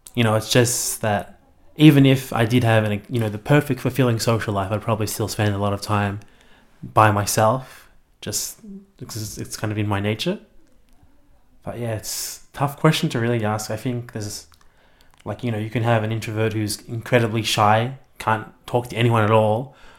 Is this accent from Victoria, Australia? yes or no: yes; Melbourne, Victoria, Australia; moved away as an adult; now in Canberra, Australia; I'm from Melbourne, I lived there all my life and I just moved to Canberra about three weeks ago.